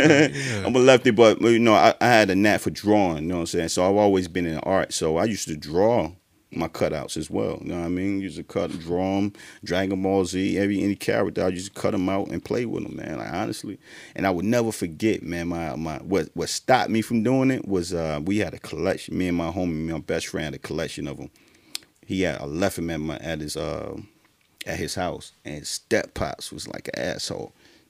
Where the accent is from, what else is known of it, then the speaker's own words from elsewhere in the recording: Durham, North Carolina, United States; Durham, Bull City, born and raised.